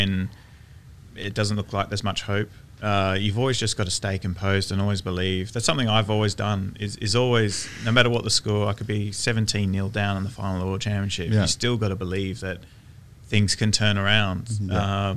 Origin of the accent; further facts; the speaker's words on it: Australia; being a snooker player growing up in Australia